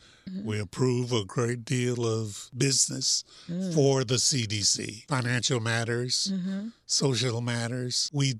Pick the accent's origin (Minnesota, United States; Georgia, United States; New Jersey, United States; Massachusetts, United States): Georgia, United States; now in Miami, United States; No, I'm a transplant from Georgia.